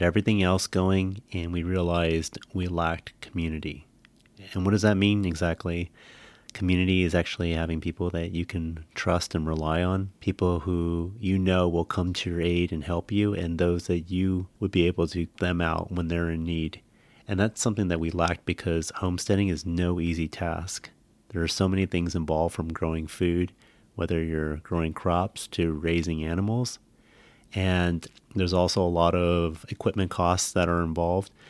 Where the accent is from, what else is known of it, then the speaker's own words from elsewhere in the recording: California, United States; moved away as an adult; also born or lived in Bay Area; we spent so much time growing up in California